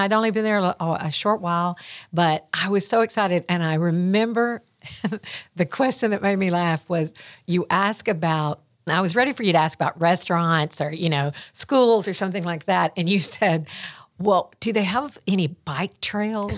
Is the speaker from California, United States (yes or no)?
no; Greenfield, Tennessee, United States; accent: Southern; Greenfield is my hometown, Greenfield